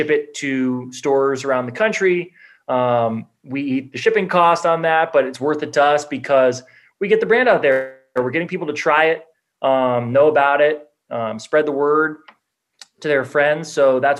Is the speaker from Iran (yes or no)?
no; Los Angeles, California, United States; growing up in Los Angeles